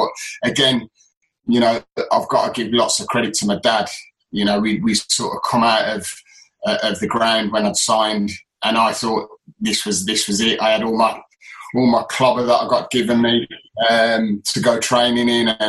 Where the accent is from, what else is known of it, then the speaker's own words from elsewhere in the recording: Halifax, Yorkshire and the Humber, United Kingdom; accent: northern; also born or lived in Solihull / Birmingham; obviously I was born in Solihull, but I lived in Halifax for a while dad was at Halifax. So when I did come to Birmingham, I mean, I proper had the sort of northern accent